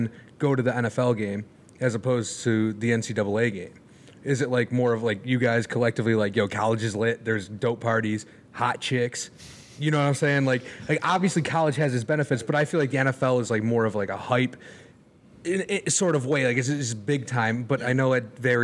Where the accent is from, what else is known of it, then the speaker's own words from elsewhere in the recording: Buffalo, New York, United States; we're from Buffalo